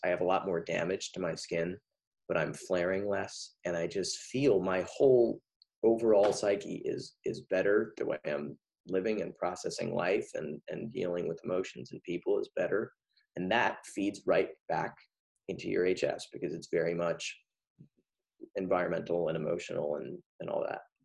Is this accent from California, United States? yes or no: yes; near Montecito, California, United States; produced a concert for the mudslide victims in Montecito, right my right next to my hometown